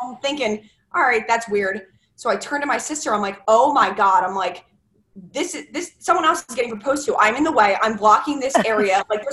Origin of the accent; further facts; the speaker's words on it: Medford, New Jersey, United States; moved away as an adult; also born or lived in Maryland; now in Philadelphia, United States; I'm actually from South Jersey, Medford area, and I moved to Philadelphia about 3 years ago